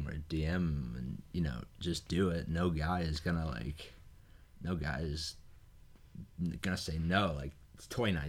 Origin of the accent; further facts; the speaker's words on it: Massachusetts, United States; I am from Massachusetts.